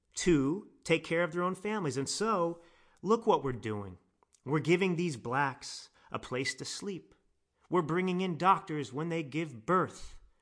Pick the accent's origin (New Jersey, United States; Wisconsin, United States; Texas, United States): Texas, United States; Dallas; I grew up in Dallas, Texas.